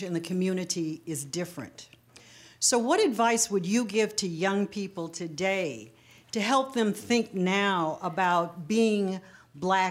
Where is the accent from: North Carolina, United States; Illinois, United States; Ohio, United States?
Ohio, United States; Cleveland; My fondest memory of growing up in Mount Pleasant was the presence of the village